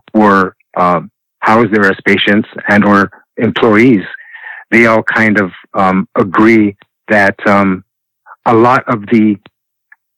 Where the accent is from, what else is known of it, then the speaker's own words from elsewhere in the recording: Los Angeles, California, United States; growing up in Boyle Heights and going to Hollenbeck Park